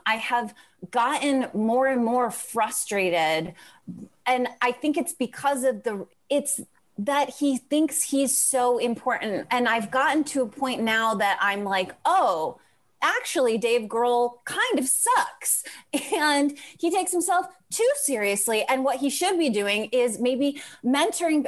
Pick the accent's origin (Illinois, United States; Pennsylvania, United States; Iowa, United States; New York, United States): Illinois, United States; Crest Hill; also born or lived in Chicago; I'm from the southwest suburbs. I'm from near Joliet, a place called Crest Hill